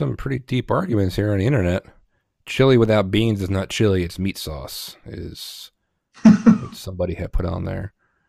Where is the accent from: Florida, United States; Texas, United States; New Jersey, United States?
New Jersey, United States; Then again, I'm from New Jersey.